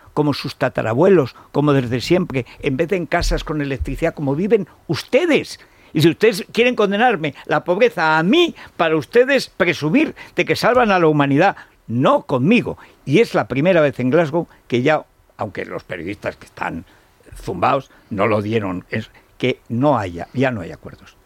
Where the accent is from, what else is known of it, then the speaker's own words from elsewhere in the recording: Aragon, Spain; como estoy sufriendo yo en mi pueblo y en todo Aragón